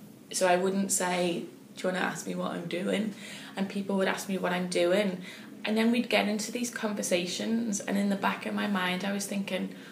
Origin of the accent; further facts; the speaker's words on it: United States; for me, as an American